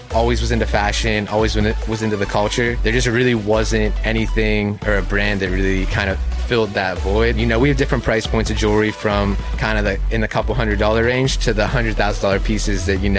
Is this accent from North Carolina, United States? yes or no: no; Pittsburgh, Pennsylvania, United States; moved away as an adult; also born or lived in New York; now in Miami, United States; So I'm from Pittsburgh.